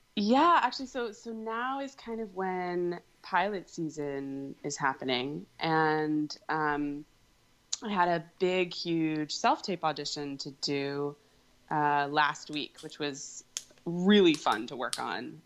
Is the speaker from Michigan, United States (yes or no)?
no; Virginia, United States; also born or lived in England; now in New York City, United States; I'm from Virginia